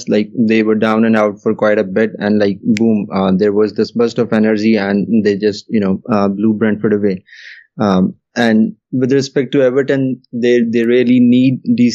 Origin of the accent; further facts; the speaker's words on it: Lahore, Punjab, Pakistan; I'm basically from Lahore, Pakistan